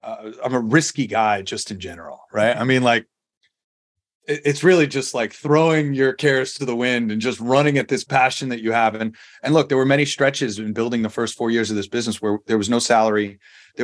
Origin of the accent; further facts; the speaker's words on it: New York, United States; moved away as an adult; also born or lived in San Diego; now in Las Vegas, United States; I grew up in New York